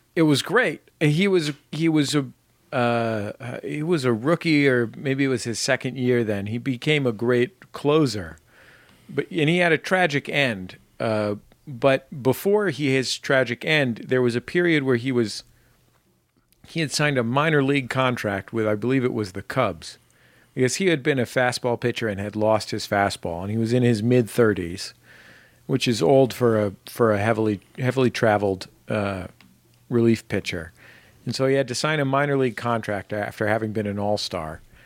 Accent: San Francisco, California, United States; I'm from San Francisco, so I was a Giants fan

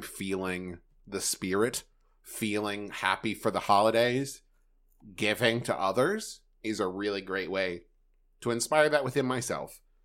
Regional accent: Huntington, West Virginia, United States; moved away; also born or lived in Los Angeles; Huntington, West Virginia, which is my hometown

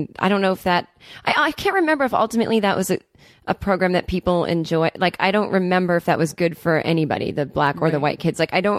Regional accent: Needham, Massachusetts, United States; I'm from Needham, Massachusetts, which is a kind of a wealthy suburb. New money outside of Boston, Massachusetts. We were not the wealthy people in town.

